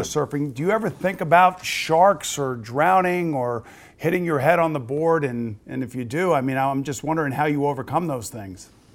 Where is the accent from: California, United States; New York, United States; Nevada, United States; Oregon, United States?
New York, United States; East Coast of Long Island; I grew up on the East Coast of Long Island